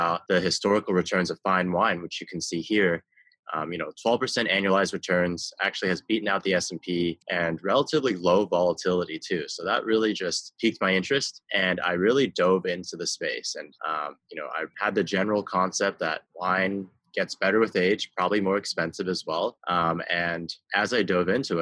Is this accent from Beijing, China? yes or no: yes; Beijing, China; I grew up in Beijing.